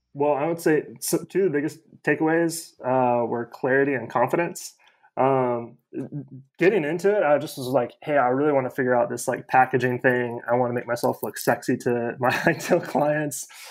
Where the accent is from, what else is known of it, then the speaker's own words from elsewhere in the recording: Kansas, United States; now in Atlanta, United States; I live in Atlanta, um, born and raised in Kansas